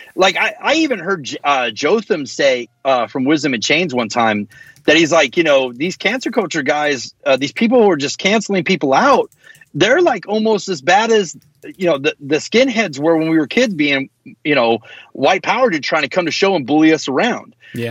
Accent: United States; also born or lived in the South (US); being American

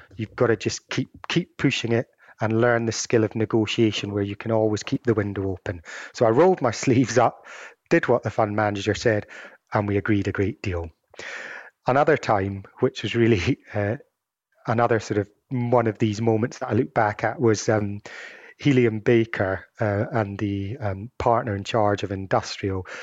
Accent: Edinburgh, Scotland, United Kingdom; moved away; also born or lived in Glasgow; my hometown of, uh, Edinburgh

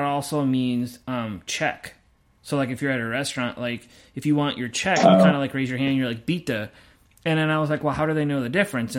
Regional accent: United States; we're American

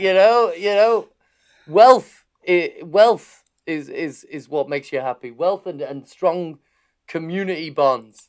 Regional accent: Harrogate, Yorkshire and the Humber, United Kingdom; I'm from, I'm from Harrogate.

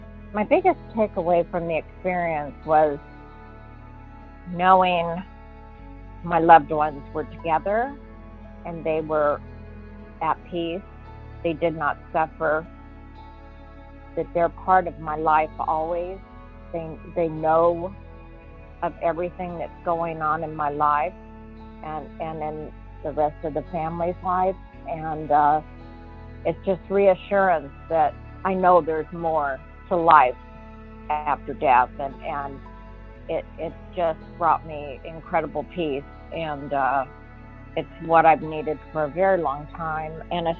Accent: Apple Valley, California, United States; I'm from Apple Valley, California.

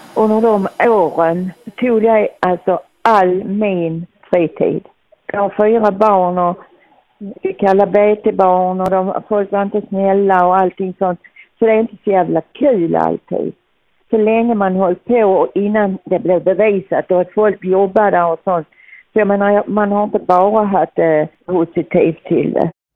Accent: Teckomatorp, Skåne, Sweden; jag är född i Teckomatorp. Jag har bott här alltid

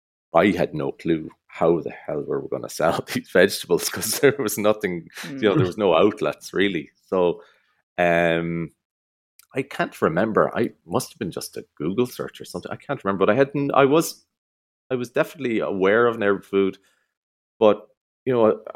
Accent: United States; born there; moved away; So he left Sweden in the 1920s or something like that. And he emigrated to America. I was born in America. So we came here in the 80s.

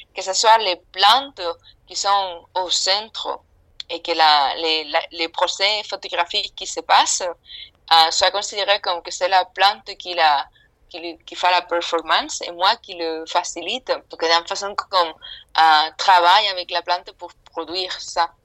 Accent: Spain; French is a second language; now in London, United Kingdom; moi, je suis espagnole, euh, j'habite à Londres

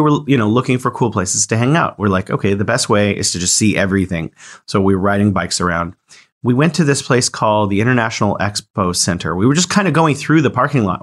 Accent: United States; as an American

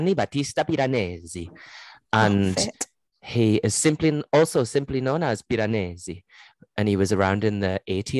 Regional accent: Geordie, North East England, United Kingdom; accent: Geordie; my Geordie accent

